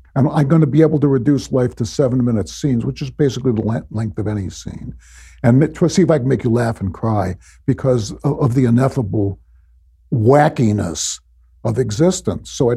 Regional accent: Chicago, Illinois, United States; moved away; also born or lived in Park Forest, Illinois / Vermont; I grew up on the south side of Chicago

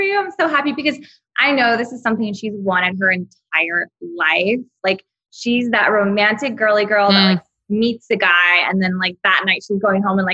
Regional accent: Texas, United States; now in Los Angeles, United States; I'm from Texas

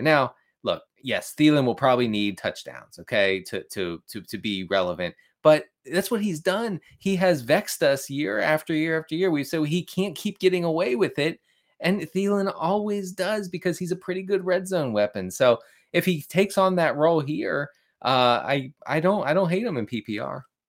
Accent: Maryland, United States; I grew up in Maryland

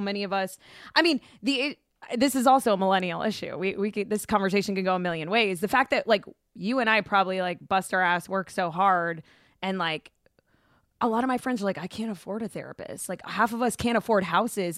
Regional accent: Boca Raton, Florida, United States; moved away as an adult; also born or lived in Houston, Texas / Orlando, Florida; now in Los Angeles, United States; I grew up in South Florida. And so I went to high school in Boca.

